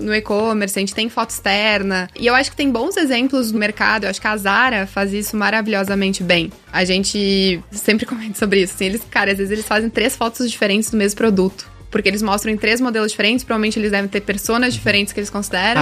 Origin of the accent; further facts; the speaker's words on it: Rio Grande do Sul, Brazil; moved away; also born or lived in Rio de Janeiro; Eu sou gaúcha, não sou carioca, mas tenho ali uma certidãozinha de nascimento carioca, fiquei bastante tempo lá